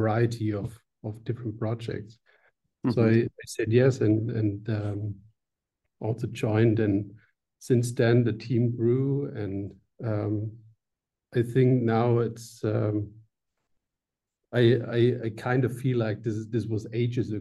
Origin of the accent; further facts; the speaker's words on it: Swabia, area of Stuttgart, Baden-Württemberg, Germany; now in Switzerland; this is a Swabian from south of Germany, just a part where I come from